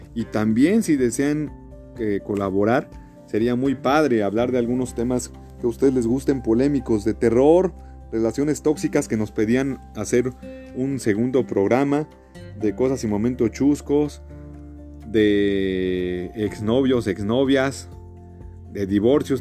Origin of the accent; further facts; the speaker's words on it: Mexico; soy de México